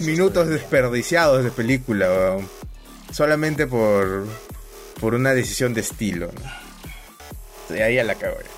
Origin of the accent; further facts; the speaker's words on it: Peru; como buen peruano